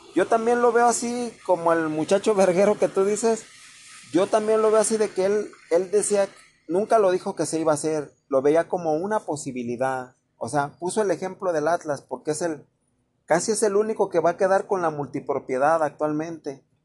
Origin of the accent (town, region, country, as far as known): Mexico